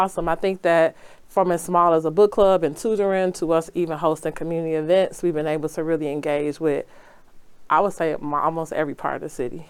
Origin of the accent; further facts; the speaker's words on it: Chicago, Illinois, United States; I grew up in Auburn, Gresham.